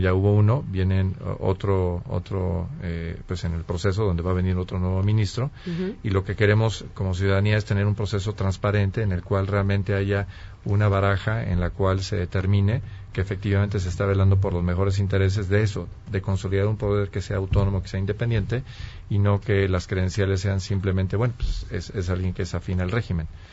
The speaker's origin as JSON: {"language": "Spanish", "country": "Mexico", "said": "como mexicanos"}